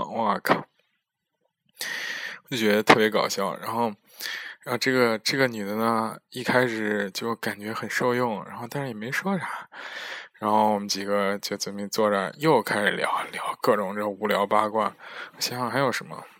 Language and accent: Chinese; China; now in Netherlands; 我就说我是中国人，但是在荷兰留学，其实有假期，然后出来玩儿